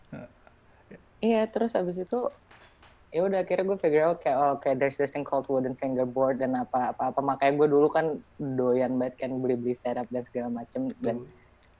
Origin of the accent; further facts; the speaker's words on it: Indonesia; kita tuh kayak pendatang baru dari Indonesia